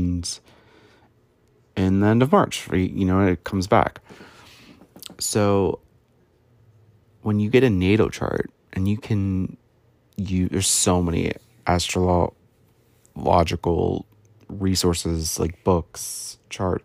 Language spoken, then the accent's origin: English; United States; I was born in the West, like if you look at the world, in the United States